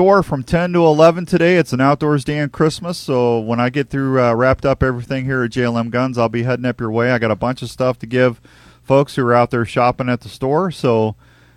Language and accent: English; Missouri, United States; I'm from Missouri